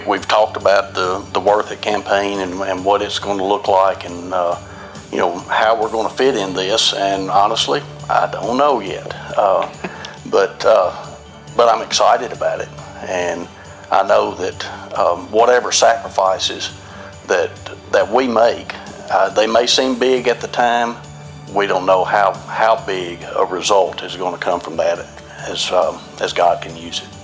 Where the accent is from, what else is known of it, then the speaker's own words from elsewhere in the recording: Cheatham County, Tennessee, United States; I'm a lifelong resident of Cheatham County